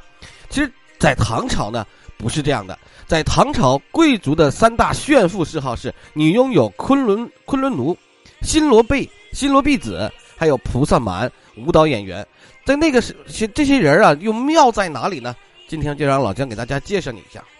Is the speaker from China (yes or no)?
yes; China; 我们中国人在那么早之前就开始贩卖黑奴了吗？